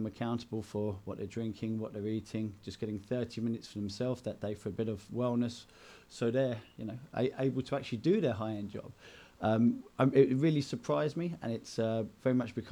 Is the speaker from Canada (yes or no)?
no; Enfield, London, United Kingdom; moved away; I grew up in Enfield in North London